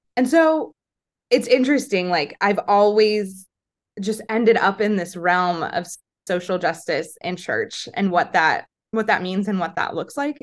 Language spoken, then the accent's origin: English; Palm Springs, California, United States; also born or lived in San Francisco; now in Portland, United States; I'm from Palm Springs, and growing up, I went to a Catholic school, but there were no Catholic high schools in the area